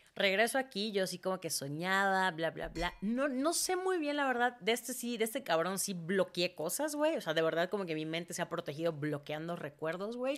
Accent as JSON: {"language": "Spanish", "town": "Mérida", "region": "Yucatán", "country": "Mexico", "tie": "born or raised there", "also_born_or_lived": "Mexico City", "said": "Yo nací en Mérida, crecí en Mérida"}